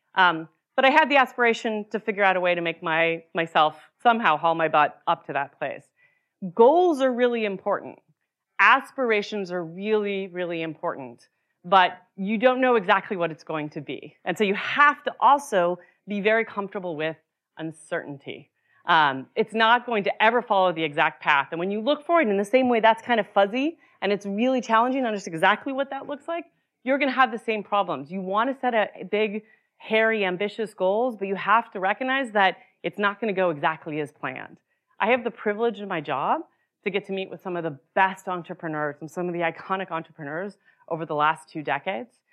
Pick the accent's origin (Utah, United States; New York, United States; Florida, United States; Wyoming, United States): Utah, United States; moved away; I grew up in Utah